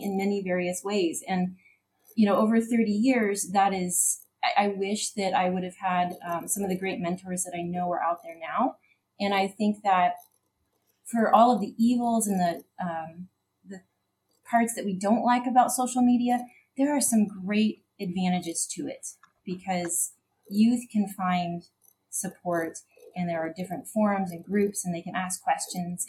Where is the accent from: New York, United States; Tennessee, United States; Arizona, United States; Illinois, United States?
Illinois, United States; Central; So I come from Central Illinois.